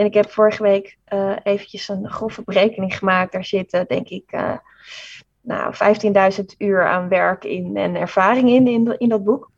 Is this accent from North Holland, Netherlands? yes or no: yes; Amsterdam, North Holland, Netherlands; ik kom uit Amsterdam